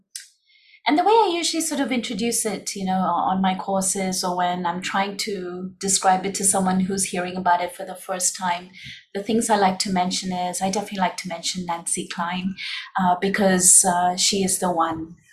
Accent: Hong Kong; moved away as an adult; also born or lived in India; now in Singapore; we were both born and raised in Hong Kong.

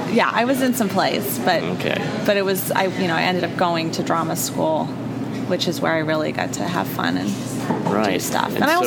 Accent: Athens, Georgia, United States; also born or lived in Los Angeles, California; I moved here with my mom when I was 5. Okay. Yeah. So I grew up. I mean, this is my hometown.

